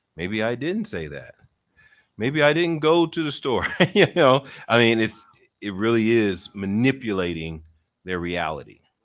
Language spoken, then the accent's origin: English; Philadelphia, Pennsylvania, United States; I'm from Philly, and so everybody in Philly talks with their hands